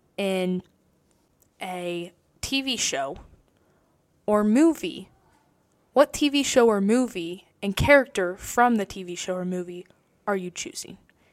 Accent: Circleville, Ohio, United States; my hometown, Circleville

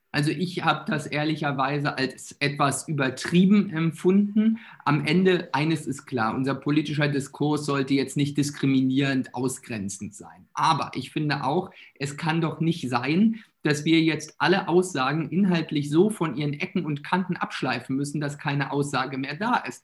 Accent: Mecklenburg-Vorpommern, Germany; Bei uns in Mecklenburg-Vorpommern

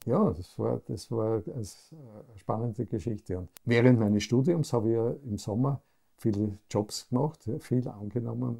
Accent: Graz, Styria, Austria; Ich bin dann in Graz aufgewachsen, in einer sehr wohlbehüteten Familie

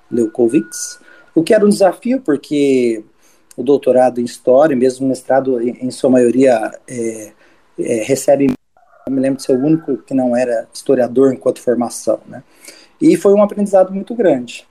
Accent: São Paulo, Brazil; eu sou de São Paulo

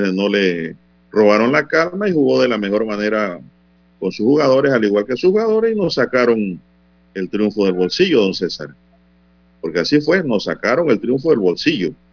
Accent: Panama; como buenos panameños

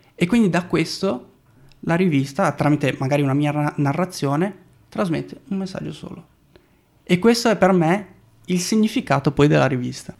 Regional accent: Brazil; E le foto a colori in Brasile, che poi è il mio paese

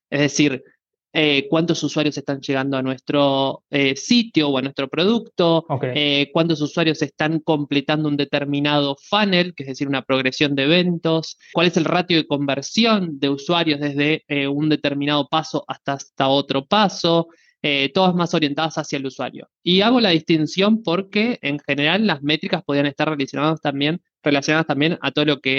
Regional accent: Buenos Aires, Argentina; soy argentino eh, de Buenos Aires

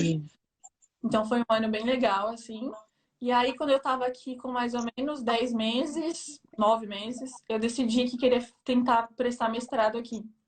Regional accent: São Paulo, Brazil; moved away as an adult; now in Versailles, France; Eu sou de São Paulo, da Zona Leste de São Paulo

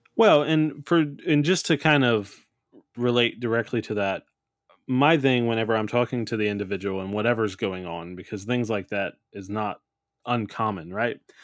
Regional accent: New Orleans, Louisiana, United States; I'm from New Orleans, it's just in the blood

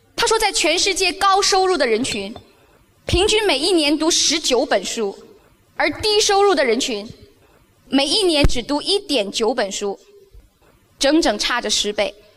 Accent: Beijing, China; 我来自中国，出生在北京，成长在北京

